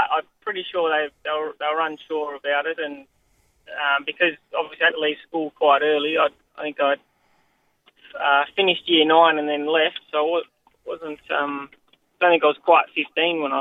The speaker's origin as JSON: {"language": "English", "town": "Kalgoorlie", "region": "Western Australia", "country": "Australia", "tie": "born or raised there", "said": "Oh, I loved it. Um, so obviously there's a little town outside of Kalgoorlie called Coolgardie, and I suppose um, everyone else probably didn't like it, but but I loved it."}